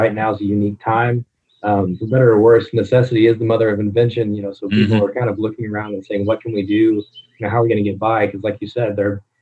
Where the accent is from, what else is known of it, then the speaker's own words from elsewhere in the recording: Southern Illinois, United States; I'm originally from Illinois, grew up in Southern Illinois, born and raised.